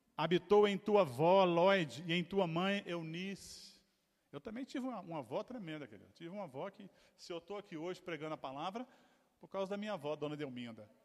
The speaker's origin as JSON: {"language": "Portuguese", "country": "Brazil", "tie": "born or raised there", "said": "nasci, fui criado no Bairro Bonfim"}